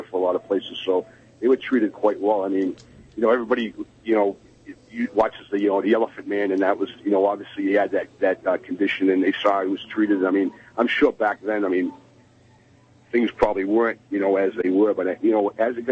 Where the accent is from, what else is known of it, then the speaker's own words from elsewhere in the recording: New Bedford, Massachusetts, United States; I'm from the South End